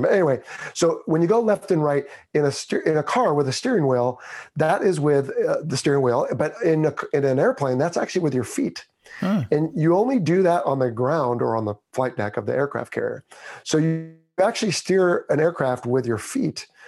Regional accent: Pismo Beach, California, United States; moved away; also born or lived in Los Angeles, California; I was born in the Los Angeles area and spent my first nine years there, and then raised up on the Central Coast near Pismo Beach

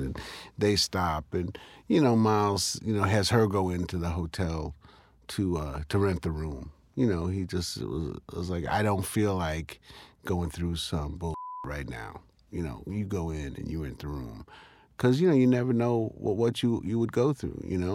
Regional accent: New York City, New York, United States; I was born here in Harlem

